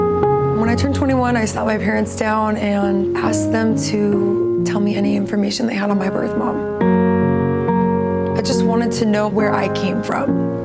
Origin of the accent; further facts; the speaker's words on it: Gilbert, Arizona, United States; Gilbert, Arizona.